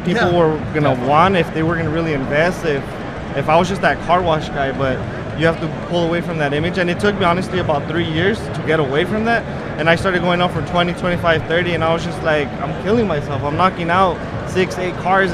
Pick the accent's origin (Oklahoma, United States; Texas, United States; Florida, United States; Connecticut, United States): Texas, United States; El Paso; from El Paso, Texas